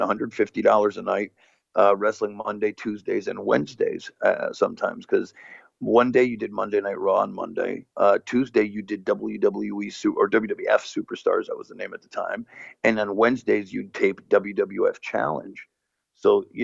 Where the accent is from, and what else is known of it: Connecticut, United States; born or raised there; first language Portuguese; English is a second language